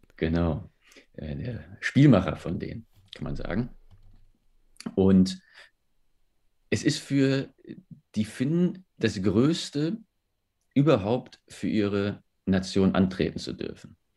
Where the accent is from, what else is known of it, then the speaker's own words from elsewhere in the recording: Germany; bei uns in Deutschland